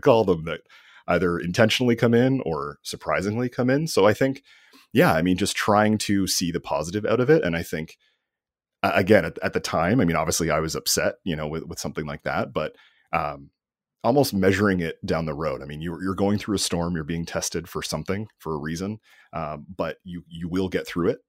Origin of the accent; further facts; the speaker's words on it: Canada; I'm Canadian